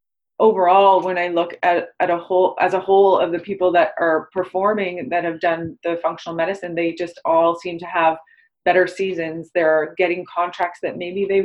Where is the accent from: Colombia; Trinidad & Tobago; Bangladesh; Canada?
Canada; Toronto, Ontario; I'm from Toronto